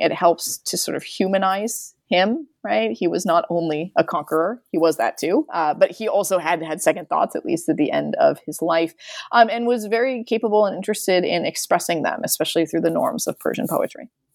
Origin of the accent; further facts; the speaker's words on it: United States; I'm an American